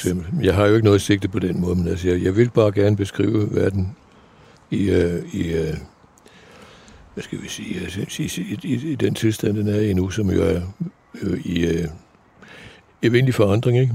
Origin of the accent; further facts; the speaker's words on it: Odder, Central Denmark Region, Denmark; also born or lived in Paris; now in Brabrand, Denmark; i Odder, hvor, øh, hvor jeg voksede op